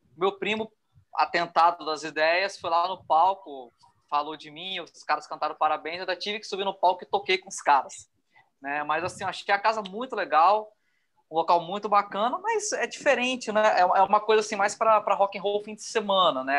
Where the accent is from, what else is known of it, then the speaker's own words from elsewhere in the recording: Rio de Janeiro, Brazil; now in Vitória, Brazil; Eu sou carioca, mas eu sou radicado aqui em Vitória.